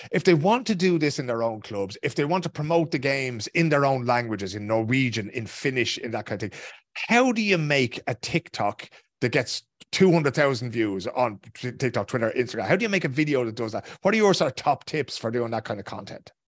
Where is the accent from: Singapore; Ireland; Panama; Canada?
Ireland; Dublin, Leinster; now in Stockholm, Sweden; I'm from Dublin